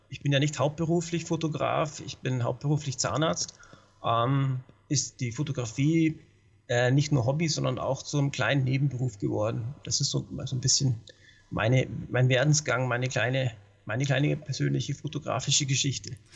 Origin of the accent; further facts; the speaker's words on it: Munich, Bavaria, Germany; now in Telfs, Austria; ich bin ja ursprünglich Münchner, bin hierher gezogen